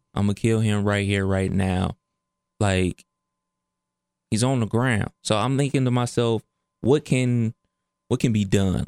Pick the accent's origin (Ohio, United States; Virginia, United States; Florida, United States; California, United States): Ohio, United States; Cleveland; I'm from Cleveland, and East Cleveland is, it gets wild